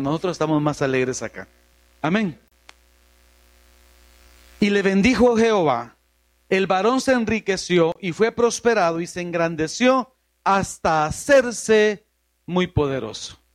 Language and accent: Spanish; New York, United States; born there; Para los que nacimos allá en Nueva York es más fácil decirlo así en inglés, perdón.